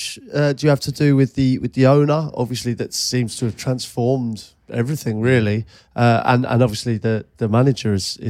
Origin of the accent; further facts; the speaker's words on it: Ealing, London, United Kingdom; I grew up in Ealing